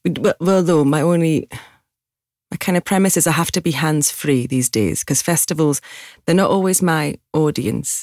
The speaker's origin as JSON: {"language": "English", "town": "Newcastle upon Tyne", "region": "North East England", "country": "United Kingdom", "accent": "Geordie", "moved": "as an adult", "lives_now": "London, United Kingdom"}